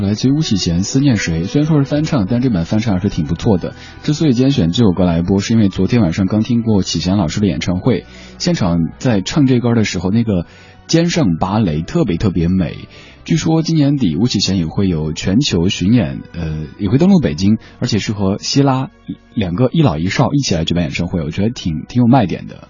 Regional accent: Sichuan, China; moved away; 在我们老家四川那边讲普通话都是一件特别不现实的事情

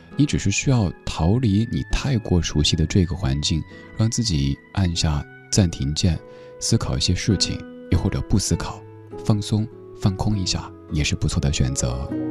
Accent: Sichuan, China; accent: Sichuanese; first language Sichuanese; 用我的家乡话、四川话说

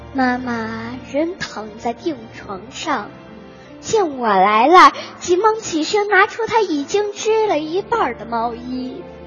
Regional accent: Qujing, Yunnan, China; 我是来自美丽的云南省，去进士，北关小学四年级六班的学生

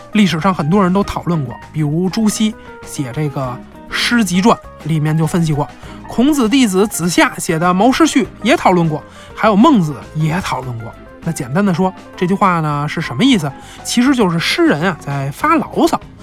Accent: China; 我们中国人

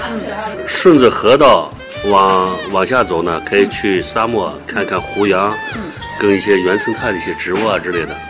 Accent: Hotan, Xinjiang, China; 我在那儿出生，在那儿长大，然后对那儿的人文地理啊，什么东西都比较熟。

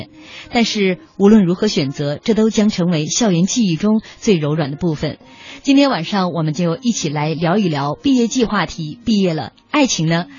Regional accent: Shandong, China; 我们山东人多可怜，山东学子多可怜。

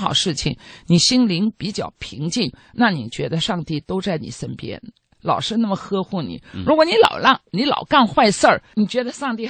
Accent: Israel; 我有，呃，因为我来自以色列，我认为如果一家人家作为一个父母，我们讲的衣食住行，我们中国人喜欢讲

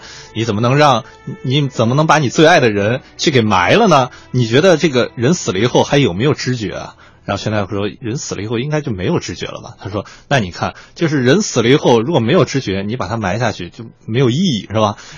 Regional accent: Xi'an, Shaanxi, China; 确实，因为兵马俑离我家很很近，我家是西安的，所以我去兵马俑说，当时也也注意看了

